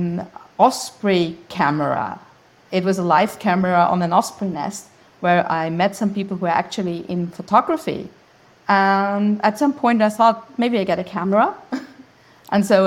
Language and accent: English; Austria; English is a second language; also born or lived in Graz, Styria; I'm Austrian, so English is not my native language. And I live in Graz